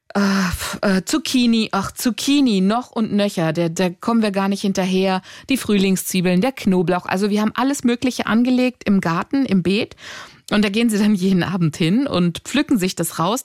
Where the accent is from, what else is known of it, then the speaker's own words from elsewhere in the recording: Greece; ich bin Griechin